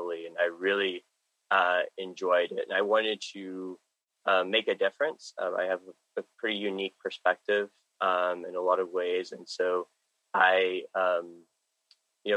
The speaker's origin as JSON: {"language": "English", "town": "Dallas", "region": "Texas", "country": "United States", "said": "I'm from Dallas, Texas."}